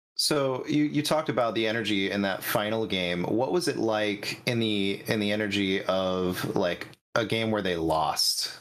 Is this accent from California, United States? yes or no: yes; Northern California, United States; I'm the true Northern California. I mean, I'm an I'm an hour away from the Oregon border.